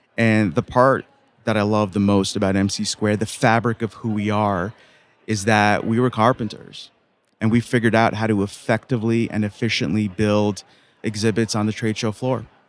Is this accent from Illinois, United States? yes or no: no; New York City, New York, United States; Son of two immigrant parents growing up in Queens, New York